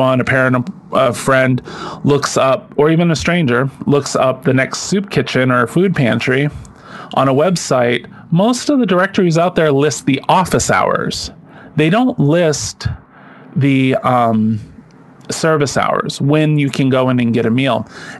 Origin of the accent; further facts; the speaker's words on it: Maine, United States; accent: down east; now in New York City, United States; I grew up in Maine